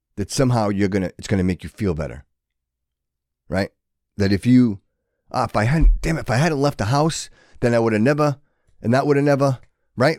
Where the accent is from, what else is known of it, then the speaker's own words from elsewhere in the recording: Fall River, Massachusetts, United States; growing up in Fall River, it was a great place